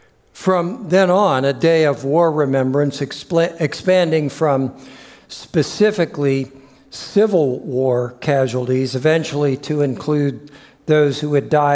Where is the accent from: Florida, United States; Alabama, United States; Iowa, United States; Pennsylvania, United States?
Florida, United States; Orlando; moved away as an adult; took me back to my hometown of Orlando, Florida, for the last 14 years of my career.